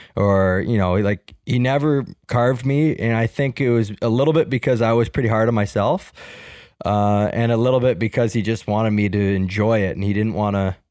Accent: Toronto, Ontario, Canada; Where I grew up in Markland in Etobicoke

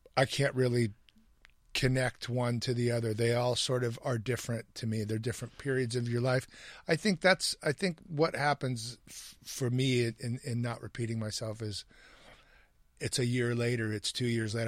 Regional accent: Hamilton, Ohio, United States; when I was a kid growing up in Hamilton, Ohio

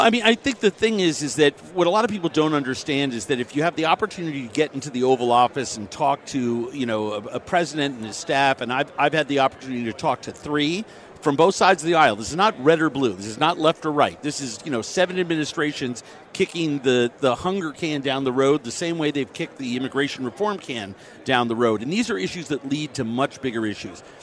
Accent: New York, United States; I'm a New Yorker. Right. I love my hometown

